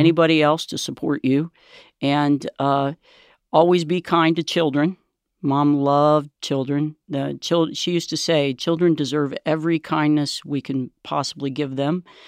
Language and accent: English; Cincinnati, Ohio, United States; we grew up in Price Hill